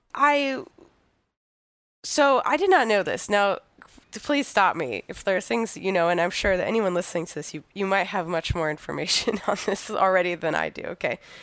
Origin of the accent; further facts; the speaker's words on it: United States; as an American, like, radical